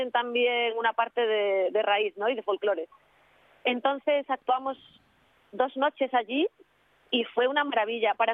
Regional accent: Oviedo, Asturias, Spain; born or raised there

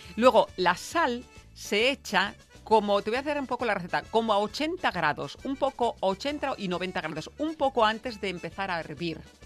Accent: Veneto, Italy; moved away

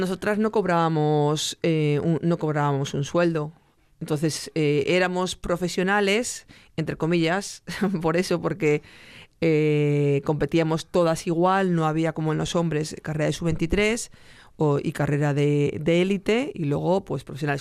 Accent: Salamanca, Castile and León, Spain; desde Salamanca

